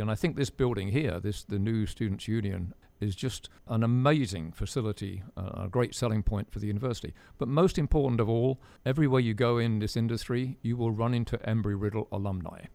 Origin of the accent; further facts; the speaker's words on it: United Kingdom; As a Brit